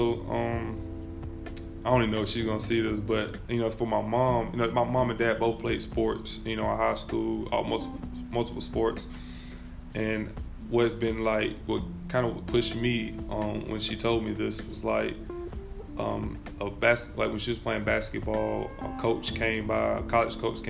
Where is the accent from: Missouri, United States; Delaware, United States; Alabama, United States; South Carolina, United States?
South Carolina, United States; Abbeville; also born or lived in Calhoun Falls, South Carolina / Wren, South Carolina; just being from a small town, Camel Falls, Abbeville, I still say I'm from Abbeville